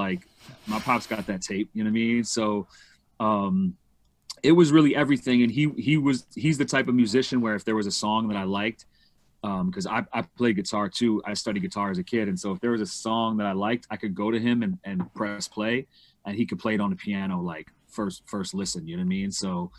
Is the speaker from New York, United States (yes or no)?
yes; New York City, New York, United States; I'm from New York. I'm from Manhattan, Upper West Side. My pops is from Queens, Rockaway, and my mom is from Connecticut. Okay. New York. Born and raised.